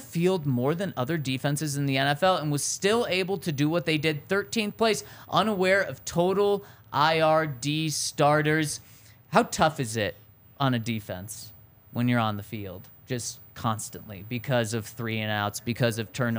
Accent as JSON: {"language": "English", "region": "Colorado", "country": "United States", "tie": "born or raised there", "said": "being born and raised in Colorado."}